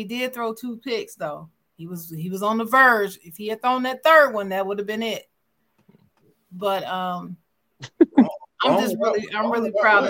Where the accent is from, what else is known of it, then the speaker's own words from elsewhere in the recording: Dayton, Ohio, United States; Because they're from my hometown, my sister's alma mater